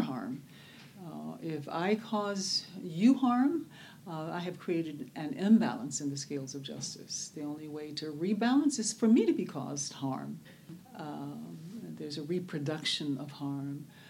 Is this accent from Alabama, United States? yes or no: yes; Birmingham, Alabama, United States; now in Oakland, United States; I was born in Birmingham, Alabama, uh, which we there um, knew as Bombingham, Alabama. Uh, I was raised literally in a neighborhood called Dynamite Hill.